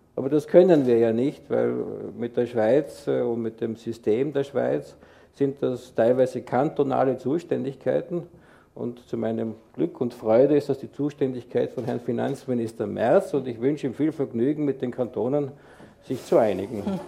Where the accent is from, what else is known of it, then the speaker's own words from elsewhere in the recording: Tyrol, Austria; now in Switzerland; ich bin ja Tiroler